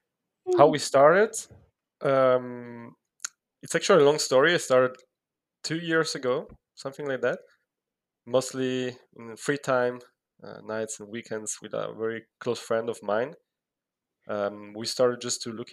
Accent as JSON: {"language": "English", "country": "Italy", "moved": "as an adult", "said": "I'm originally from Italy."}